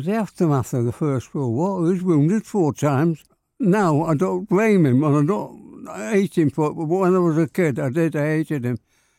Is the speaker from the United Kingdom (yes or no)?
yes; Manchester, North West England, United Kingdom; I was born in Hardwick, Emma Street, Hardwick.